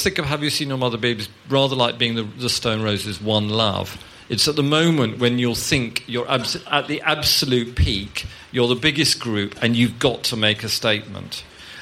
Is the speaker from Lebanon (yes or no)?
no; London, United Kingdom; growing up in West London, the nearest football team was Brentford